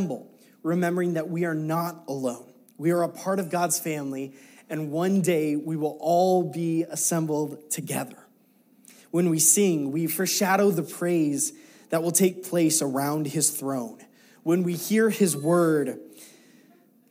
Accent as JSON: {"language": "English", "country": "United States"}